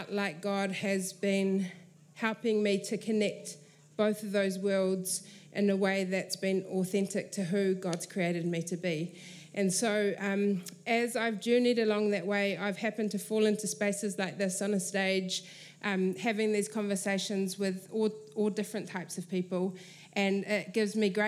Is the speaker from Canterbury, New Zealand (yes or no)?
no; Waitara, Taranaki, New Zealand; moved away as an adult; now in Auckland, New Zealand; I grew up in Waitara in Taranaki